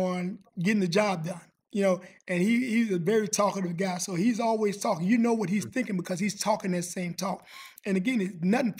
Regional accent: Chicago, Illinois, United States; I'm from Chicago

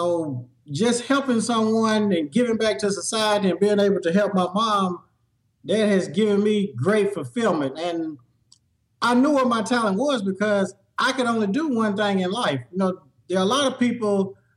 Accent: Nashville, Tennessee, United States; I'm from Nashville, Tennessee

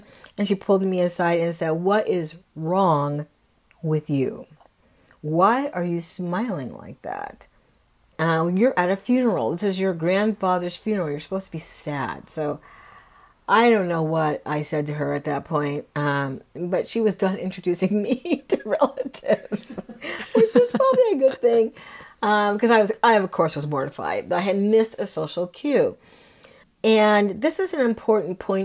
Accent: California, United States; we grew up in California

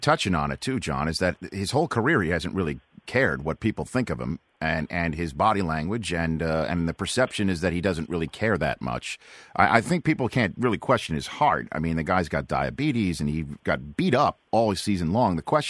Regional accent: New York, United States; now in California, United States; being a New Yorker out here in California, I try to listen to it.

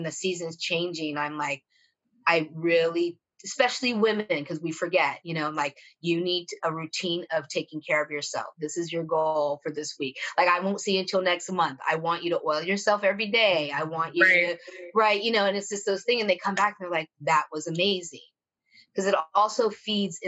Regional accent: Italy; moved away; I grew up in Italy, like, so I had a family and like living your best life and being with your people

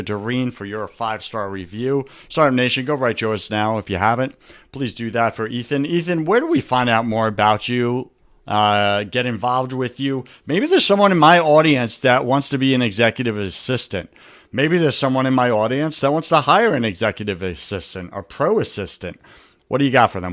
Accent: New York, United States; I'm from New York

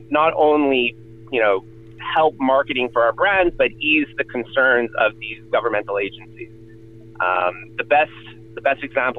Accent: Montreal, Quebec, Canada; I'm originally from Montreal

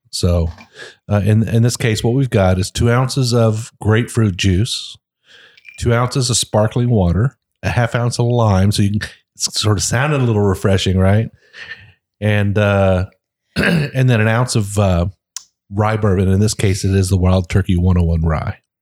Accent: Ohio, United States; I'm from Ohio. I mean, I I grew up eating biscuits.

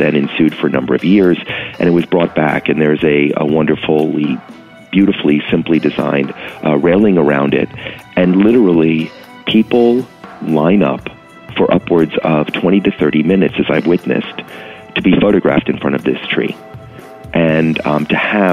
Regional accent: New York City, New York, United States; I'm born and raised in New York City

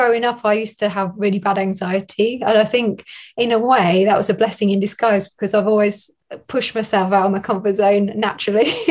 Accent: Northamptonshire, East Midlands, United Kingdom; accent: southern; moved away as an adult; also born or lived in Derby; now in Chesterfield, United Kingdom; I'm from Northamptonshire, which is nearer London, but I moved up more north when I went to university

